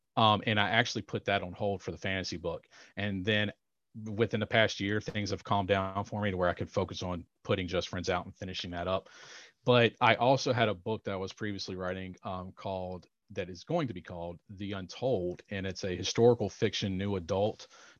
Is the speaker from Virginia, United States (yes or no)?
yes; Roanoke, Virginia, United States; Around Roanoke, Virginia.